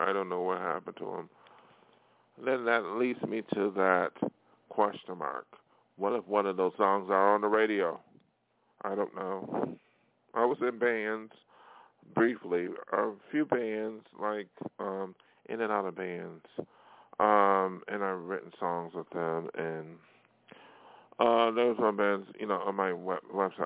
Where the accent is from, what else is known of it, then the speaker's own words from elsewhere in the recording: New York, United States; moved away as an adult; now in Hollywood, United States; my hometown in New York State